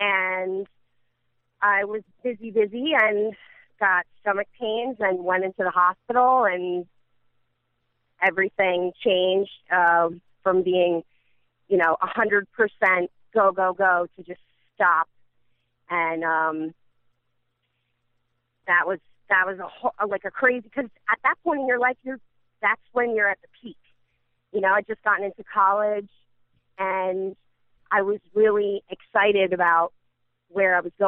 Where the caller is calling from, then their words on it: Edison, New Jersey, United States; I'm calling in from, specifically I'm calling from Edison.